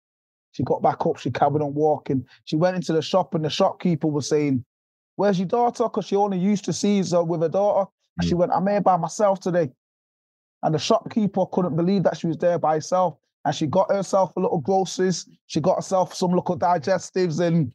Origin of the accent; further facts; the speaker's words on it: Jamaica; moved away; I'm from poverty, brother. I'm from Jamaica. I was born in Jamaica.